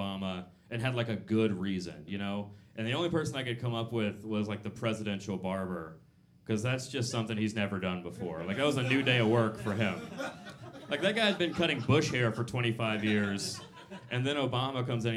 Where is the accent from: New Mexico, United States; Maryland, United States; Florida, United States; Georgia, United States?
Georgia, United States; Atlanta; I'm from the South. I'm from Atlanta